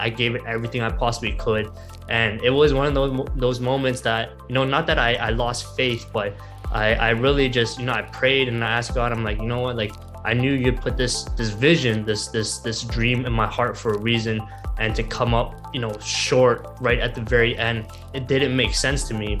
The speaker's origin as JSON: {"language": "English", "town": "Toronto", "region": "Ontario", "country": "Canada", "tie": "born or raised there", "said": "a job that was right here in my hometown"}